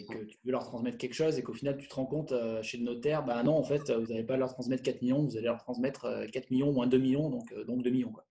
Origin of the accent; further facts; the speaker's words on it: Le Puy-en-Velay, Auvergne-Rhône-Alpes, France; now in Lyon, France; je suis originaire du Puy-en-Velay, en Haute-Loire.